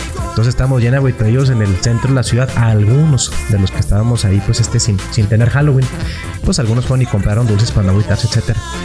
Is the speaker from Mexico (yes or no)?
yes; Mexico; also born or lived in Madera; nuestra tradición como mexicanos